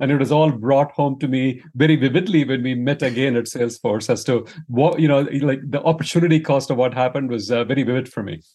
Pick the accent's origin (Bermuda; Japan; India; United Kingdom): India; moved away as an adult; now in United States; I grew up in India, Uh, and then after an undergrad degree in engineering, I, uh, I came to the U S for grad school